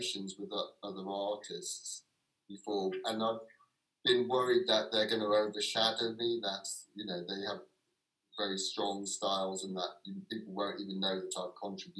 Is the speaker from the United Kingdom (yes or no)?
yes; London, United Kingdom; now in Brighton, United Kingdom; I would still describe myself as a Londoner, and so not as a person living on the outskirts of Brighton